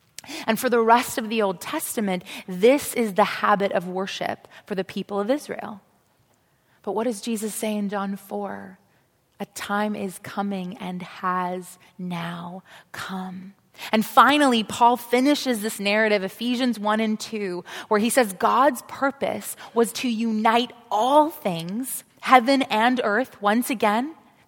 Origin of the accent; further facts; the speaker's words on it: South Africa; I went to Jewish school growing up. I grew up in South Africa, and it was still apartheid in those days